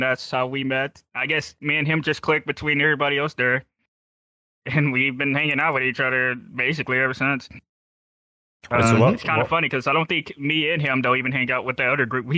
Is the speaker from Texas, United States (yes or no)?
yes; Texas, United States; I'm from Texas.